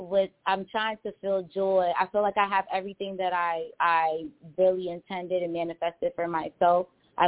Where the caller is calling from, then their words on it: Boston, Massachusetts, United States; also born or lived in Angola (parents); I'm calling from Boston.